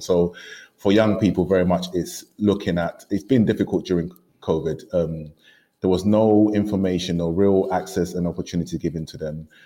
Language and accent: English; London, United Kingdom; coming to London and growing up in East London